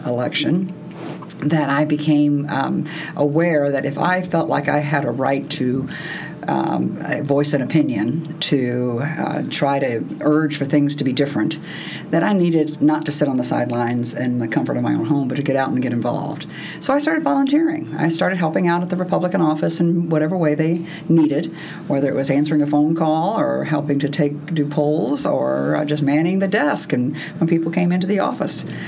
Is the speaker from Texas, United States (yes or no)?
yes; Texas, United States; moved away; I grew up, I'm from Texas